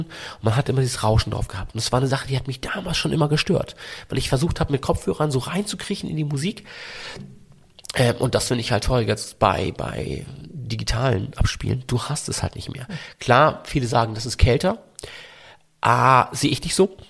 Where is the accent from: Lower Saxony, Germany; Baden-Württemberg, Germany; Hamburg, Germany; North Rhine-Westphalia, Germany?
Hamburg, Germany; accent: Hamburg; Also, ich klinge auch total nach Hamburg. Ich mag das auch, wenn man hört, dass ich aus Hamburg komme